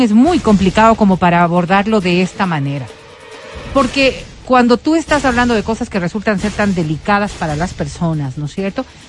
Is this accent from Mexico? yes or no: no; Colombia; yo como colombiana